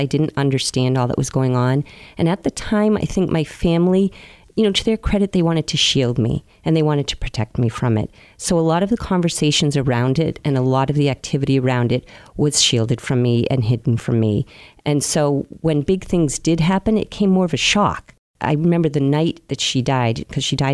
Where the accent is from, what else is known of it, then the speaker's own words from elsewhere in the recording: Marion, Massachusetts, United States; I grew up in Marion, which is a lovely seaside town.